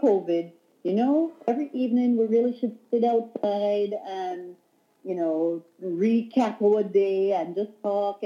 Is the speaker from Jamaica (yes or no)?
yes; Jamaica; who we are as a Jamaican people